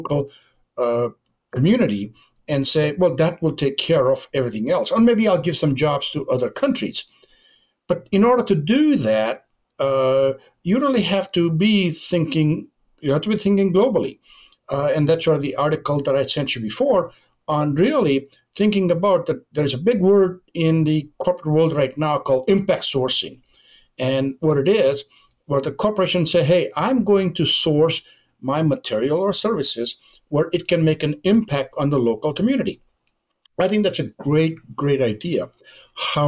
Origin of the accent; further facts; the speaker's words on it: India; moved away as an adult; now in United States; I was born and educated my undergraduate degree in India. And I came to the United States back in 1965 to go to graduate